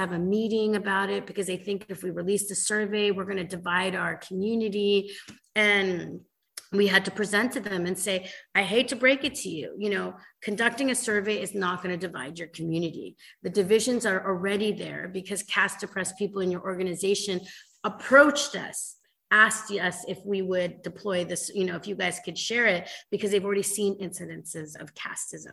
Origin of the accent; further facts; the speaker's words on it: California, United States; I grew up in California